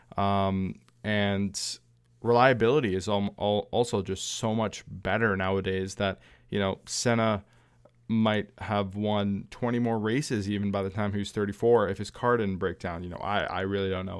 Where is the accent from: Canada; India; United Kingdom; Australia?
Canada; my home country